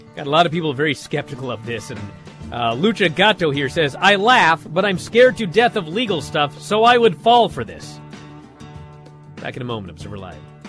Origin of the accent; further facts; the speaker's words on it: Washington, United States; my home state of Washington